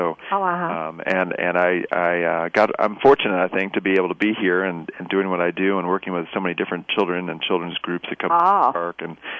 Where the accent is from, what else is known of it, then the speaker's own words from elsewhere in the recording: Chicago, Illinois, United States; now in Yellowstone, United States; I grew up in the Chicago area, so a little different than the Rockies.